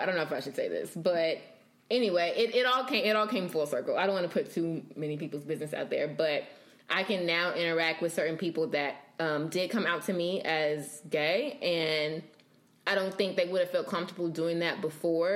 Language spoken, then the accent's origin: English; Bible Belt, the South, United States; growing up in the South and in the Bible Belt and in church